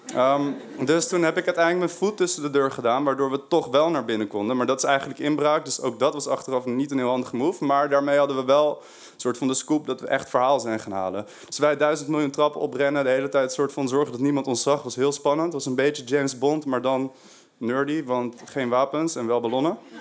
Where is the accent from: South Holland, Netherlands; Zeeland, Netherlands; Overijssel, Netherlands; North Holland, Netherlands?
North Holland, Netherlands; Haarlem; moved away as an adult; now in Amsterdam, Netherlands; ik kom uit Haarlem. Daar heb ik die R. Best wel erg